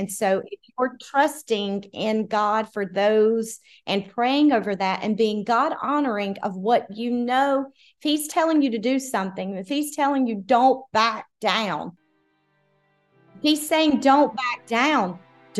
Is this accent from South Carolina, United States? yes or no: yes; South Carolina, United States; also born or lived in Washington, United States; Yes. So, I was born in South Carolina, and then, I've lived in DC before, but been in South Carolina for over 20 years.